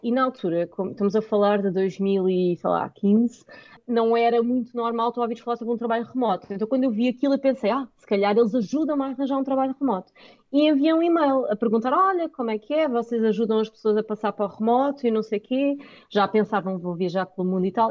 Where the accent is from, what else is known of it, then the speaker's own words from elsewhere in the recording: Portugal; nós somos portugueses, o meu inglês é ótimo, mas não sou nativa